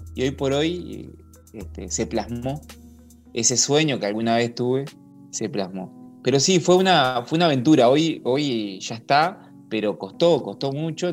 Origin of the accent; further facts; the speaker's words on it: Montevideo, Uruguay; also born or lived in La Paloma / Barra de Valizas, Rocha; now in Barra de Valizas, Uruguay; vivo en Balizas, pero mm, no nací en Balizas, este, nací en Montevideo